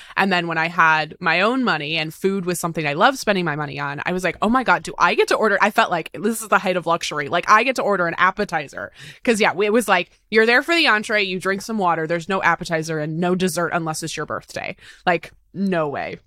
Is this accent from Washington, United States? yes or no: yes; Tacoma, Washington, United States; also born or lived in Seattle; I was raised in Tacoma, which is about an hour outside of Seattle.